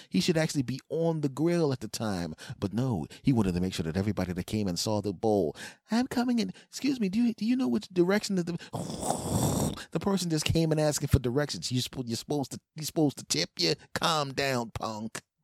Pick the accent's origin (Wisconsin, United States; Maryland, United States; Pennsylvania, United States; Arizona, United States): Pennsylvania, United States; Philadelphia; moved away; my hometown team, the Philadelphia Eagles, back in Philadelphia